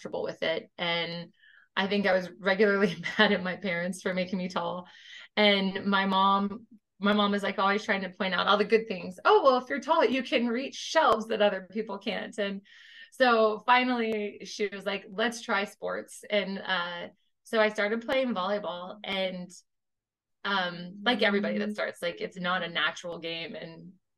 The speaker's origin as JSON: {"language": "English", "town": "Tampa", "region": "Florida", "country": "United States", "tie": "born or raised there", "also_born_or_lived": "California / Georgia", "moved": "as an adult", "said": "I grew up in Tampa"}